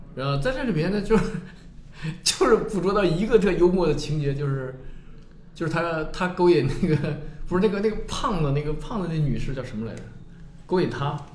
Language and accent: Chinese; Northeast China, China; 因为我是东北人嘛